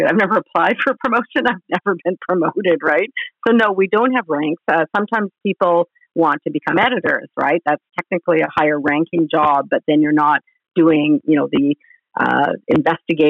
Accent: Vancouver Island, British Columbia, Canada; also born or lived in London, Ontario; I grew up on Vancouver Island here in BC

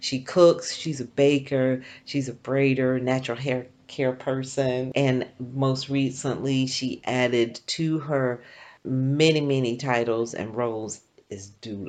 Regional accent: South Carolina, United States; now in Easton, Pennsylvania, United States; I'm from South Carolina.

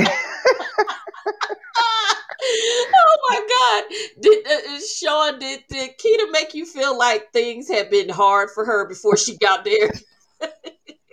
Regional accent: New Jersey, United States; when people ask us where we're from, we say Jersey, and they say what exit.

